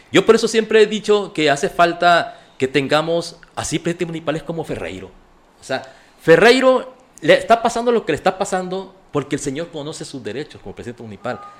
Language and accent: Spanish; Escuinapa, Sinaloa, Mexico; born or raised there